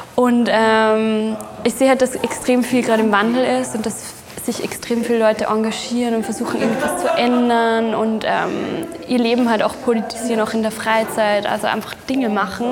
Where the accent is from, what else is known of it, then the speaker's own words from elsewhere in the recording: Upper Austria, Austria; moved away as an adult; also born or lived in Berlin; now in Vienna, Austria; wo ich herkomme in Oberösterreich